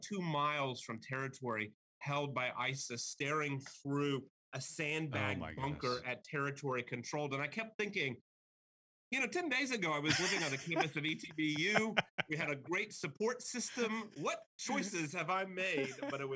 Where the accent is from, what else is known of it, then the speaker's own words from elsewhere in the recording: outside Austin, rural Texas, United States; moved away as an adult; now in Virginia, United States; I did grow up in rural Texas. I grew up outside of Austin in a really small community.